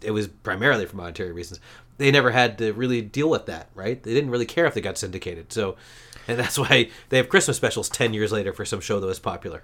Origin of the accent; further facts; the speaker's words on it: Canada; as a Canadian